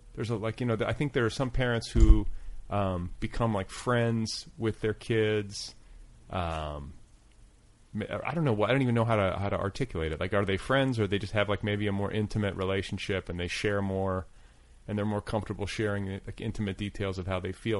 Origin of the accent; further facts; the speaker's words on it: Milwaukee, Wisconsin, United States; now in Los Angeles, United States; I grew up in Milwaukee